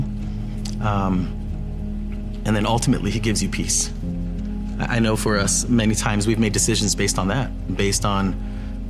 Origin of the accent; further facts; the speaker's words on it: San Diego, California, United States; moved away as an adult; growing up in San Diego